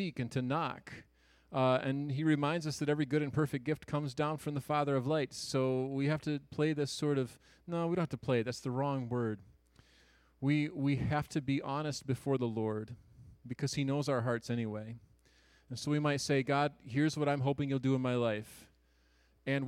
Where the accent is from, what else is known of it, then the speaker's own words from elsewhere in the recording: Garden City, Michigan, United States; moved away as an adult; also born or lived in Spring Arbor, Michigan / Lambertville, Michigan; I grew up on the east side of the state in Metro Detroit in Garden City, Michigan